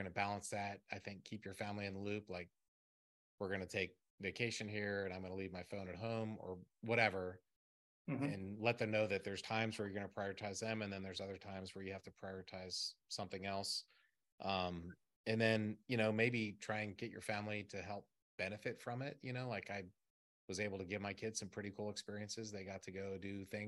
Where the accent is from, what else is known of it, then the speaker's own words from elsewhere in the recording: Maryland, United States; I'm from Maryland